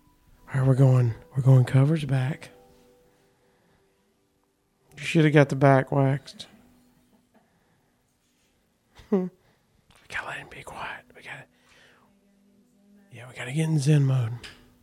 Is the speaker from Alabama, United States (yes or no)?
yes; Huntsville, Alabama, United States; we're from Huntsville, Alabama.